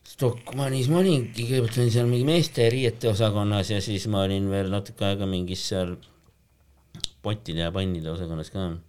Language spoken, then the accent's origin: Estonian; Tallinn, Harju County, Estonia; Tallinnas olen elanud